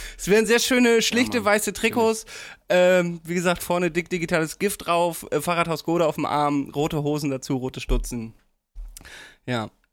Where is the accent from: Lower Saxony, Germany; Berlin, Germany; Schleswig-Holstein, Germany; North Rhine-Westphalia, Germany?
Lower Saxony, Germany; Damme; in meiner Heimat in Damme